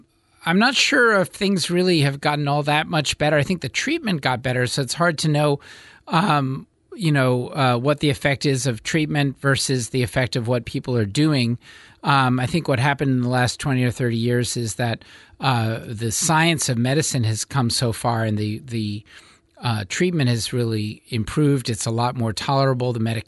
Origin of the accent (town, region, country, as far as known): Westchester County, New York, United States; moved away as an adult; now in Eugene, United States